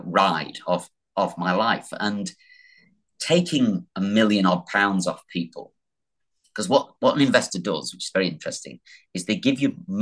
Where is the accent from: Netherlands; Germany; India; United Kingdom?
United Kingdom; the North, England; I'm from the North.